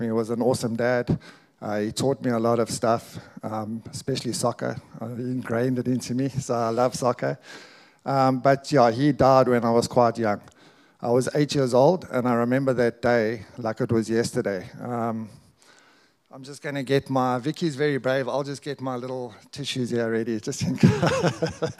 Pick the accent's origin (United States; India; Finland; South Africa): South Africa; we're proudly South African. We're both born here